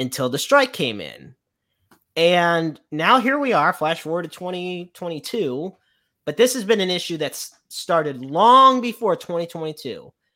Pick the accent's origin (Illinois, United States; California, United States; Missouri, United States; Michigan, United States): Missouri, United States; St. Louis; it's my hometown